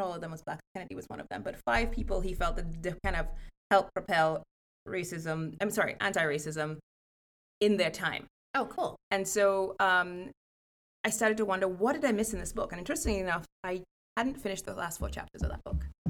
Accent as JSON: {"language": "English", "country": "Trinidad & Tobago", "tie": "born or raised there", "moved": "as an adult", "lives_now": "Evanston, United States", "said": "I grew up in Trinidad and Tobago, um, which is in the Caribbean"}